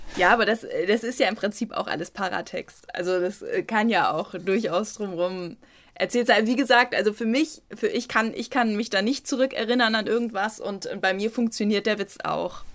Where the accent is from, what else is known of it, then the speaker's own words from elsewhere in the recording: Germany; als Deutsche